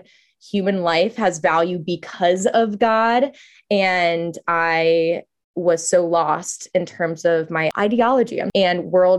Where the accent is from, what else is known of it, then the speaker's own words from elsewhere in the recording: Virginia, United States; I was born and raised in Virginia. I grew up, I would say, culturally Catholic, but I identified as an agnostic.